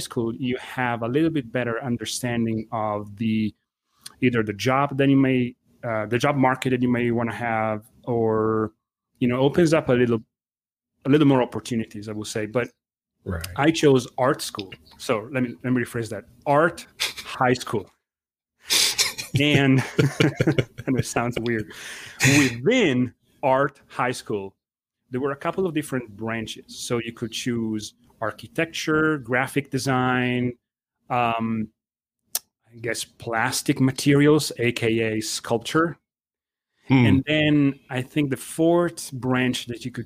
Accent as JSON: {"language": "English", "region": "Emilia-Romagna", "country": "Italy", "tie": "born or raised there", "second_language": "English", "moved": "yes", "lives_now": "United States", "said": "being born and raised in Italy, and my family, the bulk of my family, they are still in Italy"}